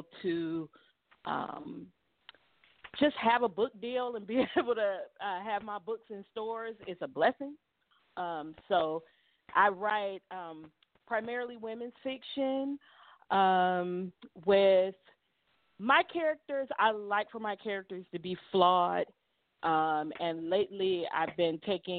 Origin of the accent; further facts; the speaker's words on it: Cleveland, Ohio, United States; moved away; I'm from Cleveland.